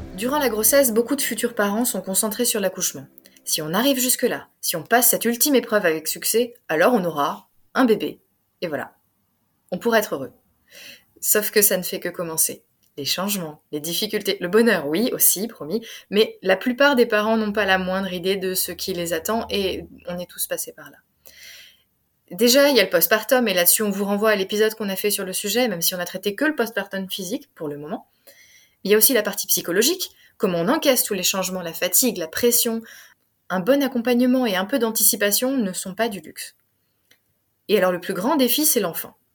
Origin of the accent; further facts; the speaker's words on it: Alsace, Grand Est, France; revenant en Alsace, c'était bah, ma famille